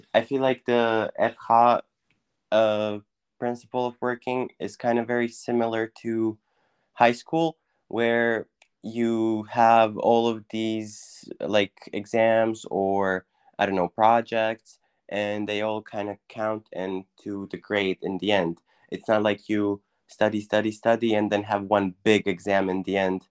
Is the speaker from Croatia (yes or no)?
yes; Croatia; moved away as an adult; also born or lived in Wiener Neustadt, Austria; now in Austria; I'm from, uh, Croatia, and, uh, I'm a student currently. I study in Austria.